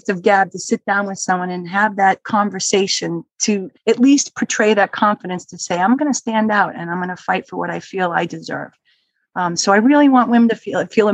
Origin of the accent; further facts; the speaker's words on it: Dennis, Massachusetts, United States; also born or lived in Brookline, Massachusetts; I grew up in Dennis